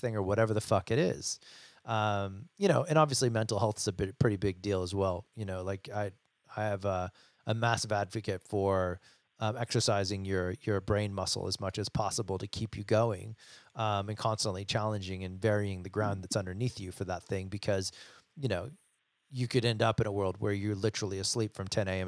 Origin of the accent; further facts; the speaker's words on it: United States; I'm American